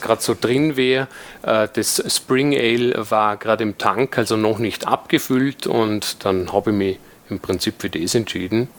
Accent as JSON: {"language": "German", "town": "Dornbirn", "region": "Vorarlberg", "country": "Austria", "tie": "born or raised there", "said": "ich bin aus Vorarlberg, werde mir aber bemühen, so zu sprechen, dass man mich trotz allem versteht"}